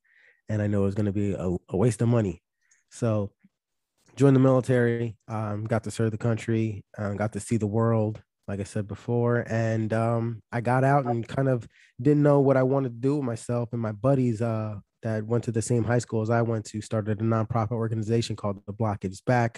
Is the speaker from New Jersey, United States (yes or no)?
no; Philadelphia, Pennsylvania, United States; born or raised there; moved away as an adult